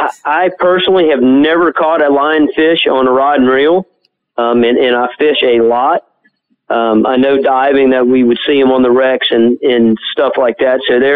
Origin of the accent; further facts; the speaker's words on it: Biloxi, Mississippi, United States; now in Panama City, United States; that's correct.